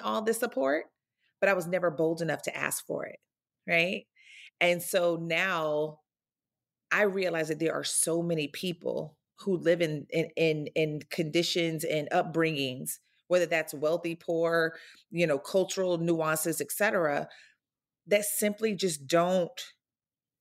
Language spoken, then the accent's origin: English; North Florida, United States; I grew up in North Florida, a very small rural town